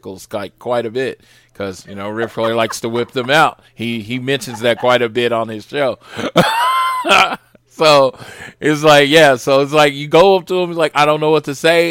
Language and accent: English; Norman, Oklahoma, United States; I'm from Norman